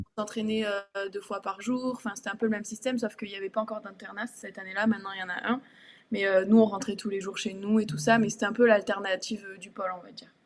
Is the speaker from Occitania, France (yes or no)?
yes; Tarbes, Occitania, France; moved away; also born or lived in Bourges; Mon premier club, c'était le TGB parce que donc, je venais de Tarbes